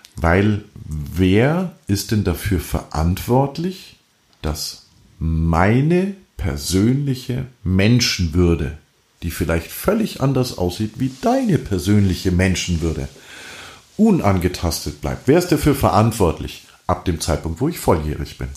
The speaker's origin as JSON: {"language": "German", "country": "Germany", "said": "bei uns in Deutschland"}